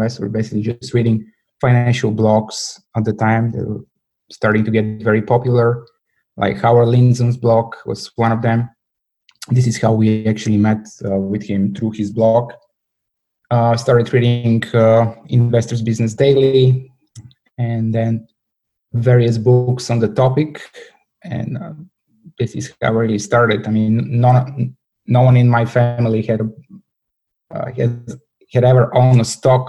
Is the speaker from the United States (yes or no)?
no; Bulgaria; moved away as an adult; I was born and raised in Bulgaria.